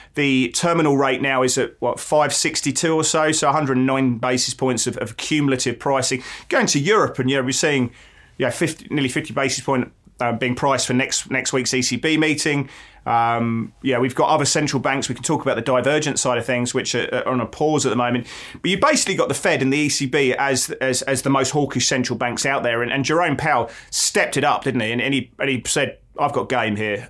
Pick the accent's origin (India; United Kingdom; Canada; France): United Kingdom; England; now in Melbourne, Australia; as an Englishman